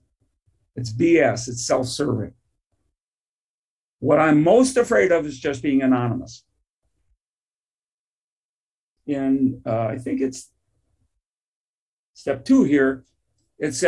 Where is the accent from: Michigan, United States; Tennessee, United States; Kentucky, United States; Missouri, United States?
Michigan, United States; Detroit; I grew up in Detroit, Michigan.